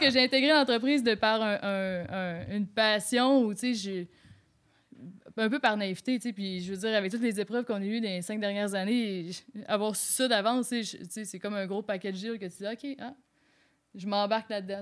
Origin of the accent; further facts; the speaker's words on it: Quebec, Canada; moved away as an adult; now in Quebec City, Canada; je suis originaire du Lac-Saint-Jean